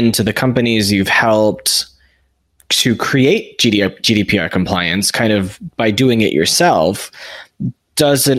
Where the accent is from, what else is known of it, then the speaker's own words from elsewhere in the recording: United States; I'm American.